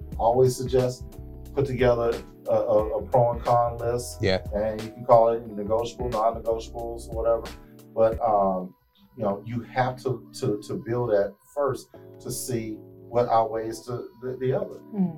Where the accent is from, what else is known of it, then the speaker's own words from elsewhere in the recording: Houston, Texas, United States; moved away; also born or lived in East Coast; even though I'm originally from Houston, I was on the East Coast.